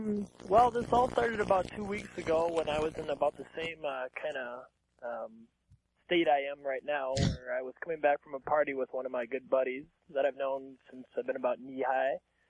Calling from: Minnesota, United States

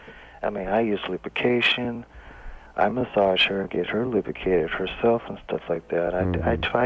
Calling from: Bakersfield, California, United States; Yeah, I'm calling from Bakersfield.

